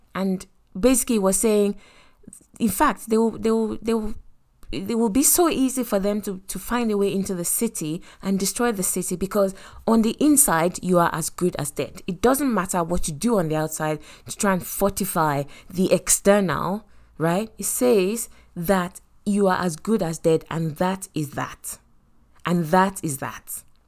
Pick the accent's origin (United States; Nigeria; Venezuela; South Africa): Nigeria; Lagos; I grew up in Lagos